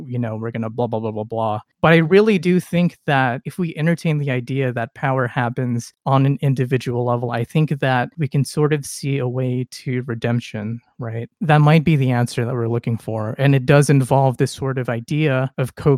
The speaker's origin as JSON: {"language": "English", "region": "California", "country": "United States", "said": "as a Californian"}